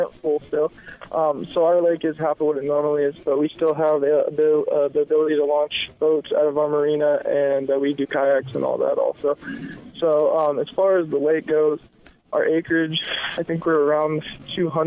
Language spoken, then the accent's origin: English; Bay Area, California, United States; moved away as an adult; also born or lived in Santa Cruz; I'm actually originally from the Bay Area, moved down here for work